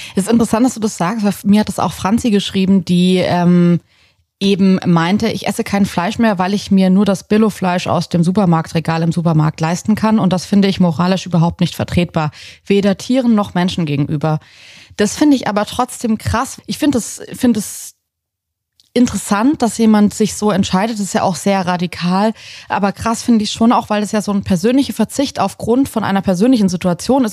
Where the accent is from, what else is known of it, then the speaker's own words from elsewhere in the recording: Southern Germany, Germany; moved away; ich bin in Süddeutschland auf dem Land aufgewachsen